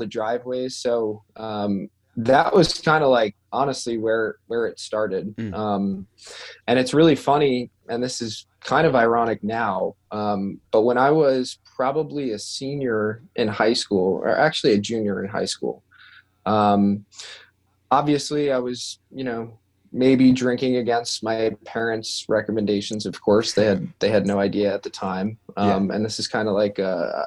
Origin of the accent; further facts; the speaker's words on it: Long Island, New York, United States; I grew up in Long Island, New York